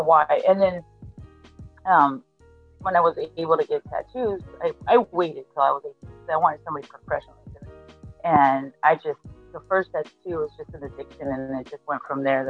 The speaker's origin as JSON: {"language": "English", "country": "Argentina", "said": "I'm from Argentina"}